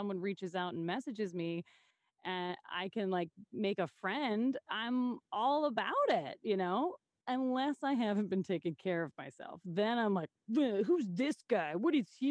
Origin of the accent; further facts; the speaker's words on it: Saskatoon, Saskatchewan, Canada; what's great about my hometown is I grew up here